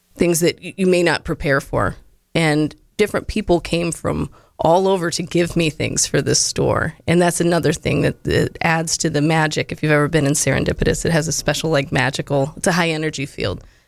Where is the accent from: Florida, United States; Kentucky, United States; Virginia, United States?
Florida, United States; moved away as an adult; also born or lived in Tennessee / St. Petersburg, Florida; now in Monroe, United States; I was born in Monroe, and um, I was raised the majority in Florida.